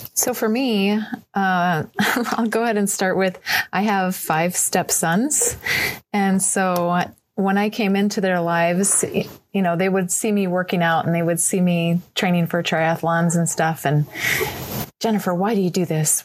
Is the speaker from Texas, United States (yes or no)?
yes; El Paso, Texas, United States; I grew up in El Paso, Texas